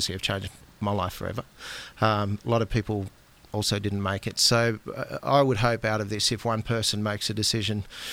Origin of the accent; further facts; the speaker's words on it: Australia; I'm typical Aussie bloke